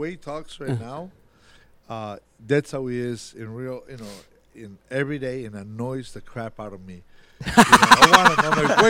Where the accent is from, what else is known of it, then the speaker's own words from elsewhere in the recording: Italy; now in Rochester, United States; I grew up in Italy.